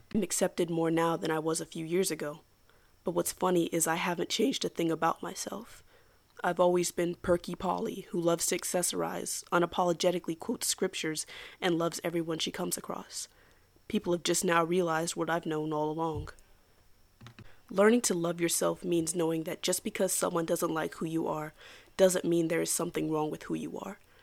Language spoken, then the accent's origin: English; United States; as an American